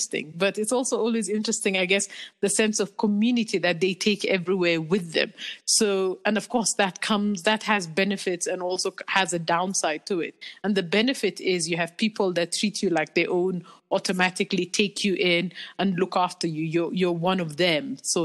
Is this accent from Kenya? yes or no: yes; Kenya; moved away as an adult; now in South Africa; I lived in Kenya, and you constantly have this sense of being a foreigner in this in the country that you're born